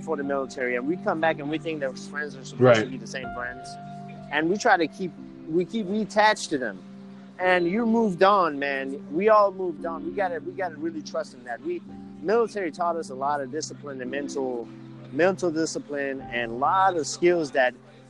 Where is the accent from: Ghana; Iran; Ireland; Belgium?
Iran; So I was born in Iran. We have everything. We have Christianity. We believe in Jesus, but as a prophet when I was growing up.